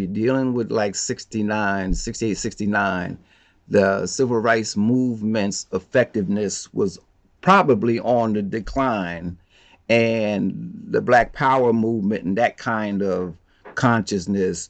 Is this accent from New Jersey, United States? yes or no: yes; Plainfield, New Jersey, United States; I'm from Plainfield, New Jersey. Plainfield's a small town